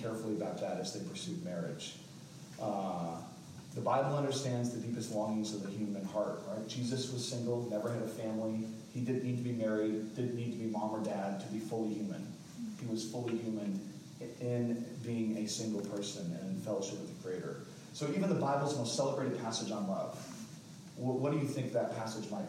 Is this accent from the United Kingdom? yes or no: yes; England, United Kingdom; now in Fayetteville, United States; I'm English, like through and through.